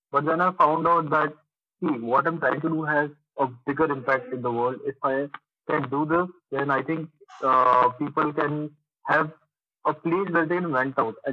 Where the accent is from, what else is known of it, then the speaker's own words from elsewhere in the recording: Nagpur, Maharashtra, India; also born or lived in Dubai; now in Pune, India; I am basically from Nagpur, but uh, most of my life I have stayed in Dubai and basically from the last five years I'm here in Pune.